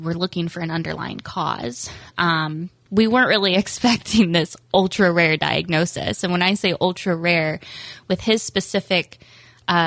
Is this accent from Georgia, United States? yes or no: no; Indiana, United States; moved away as an adult; also born or lived in Central Florida; now in Palm Coast, United States; I'm actually born and raised in Indiana, but my husband and I moved to Florida a couple years ago